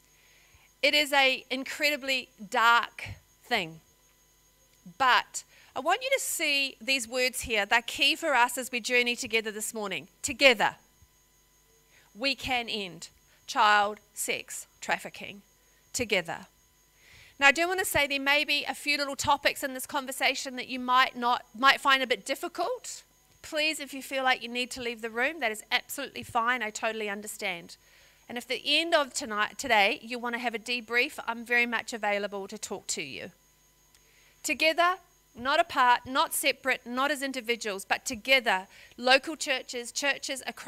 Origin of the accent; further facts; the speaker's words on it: New Zealand; moved away as an adult; now in Australia; I'm a New Zealander